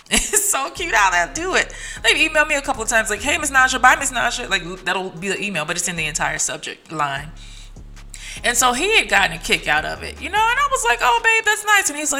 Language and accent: English; Tennessee, United States; now in Dallas, United States; my hometown, Tennessee